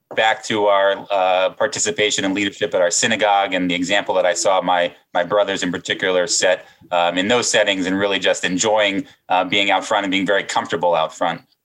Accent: Silver Spring, Maryland, United States; Silver Spring, Maryland, just outside of Washington, D.C.

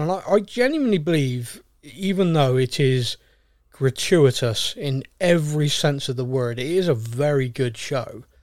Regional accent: United Kingdom; We're very British.

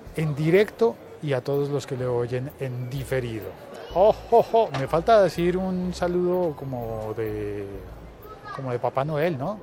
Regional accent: Bogotá, Colombia; como bogotano

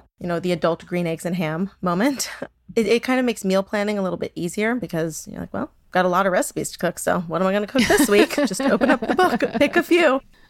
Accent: San Diego, California, United States; And I grew up in San Diego. My mother is Cuban American.

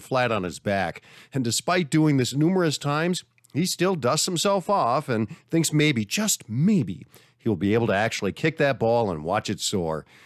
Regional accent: Minnesota, United States; I'm from Minnesota

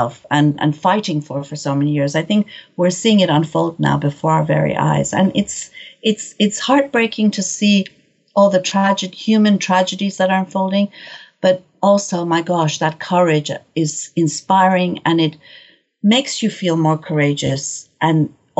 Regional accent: Tehran, Tehran Province, Iran; moved away; my family's from Shiraz, but I was born and raised in Tehran.

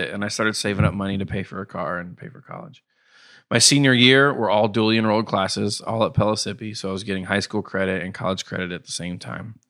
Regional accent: Knoxville, Tennessee, United States; also born or lived in Ithaca, New York / Atlanta; I've lived in Knoxville since I could, was three. I've lived here

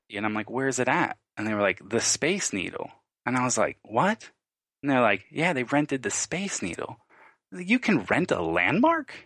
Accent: Long Island, New York, United States; I grew up in New York, Long Island, a, a not very well off area with a single mom

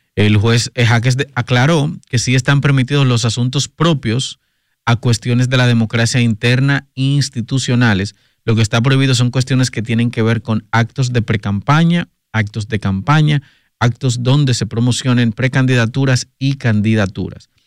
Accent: Puerto Plata, Dominican Republic; soy de Puerto Plata

